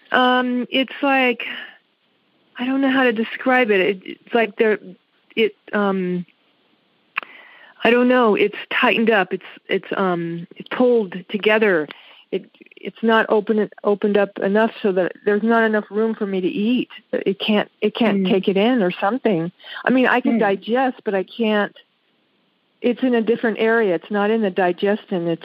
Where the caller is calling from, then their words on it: Las Vegas, Nevada, United States; I'm from Las Vegas, Nevada